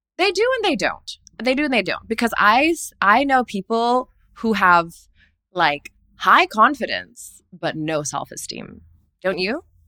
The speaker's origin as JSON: {"language": "English", "country": "Singapore", "tie": "born or raised there", "said": "growing up in Asia and Singapore"}